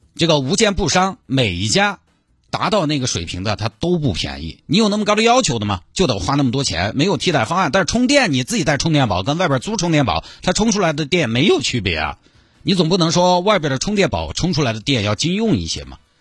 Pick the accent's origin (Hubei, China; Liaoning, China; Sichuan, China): Sichuan, China; Santai; now in Chengdu, China; 我们老家三台